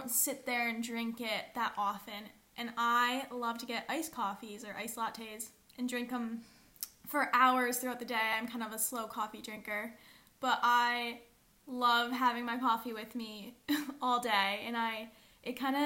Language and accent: English; United States; we were all Americans